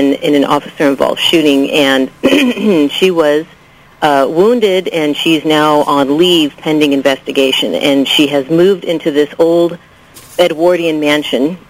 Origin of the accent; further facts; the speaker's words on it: National City, California, United States; now in Carmel, United States; my hometown of National City